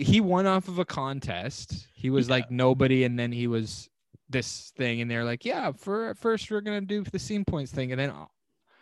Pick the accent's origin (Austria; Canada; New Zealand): Canada; I'm Canadian.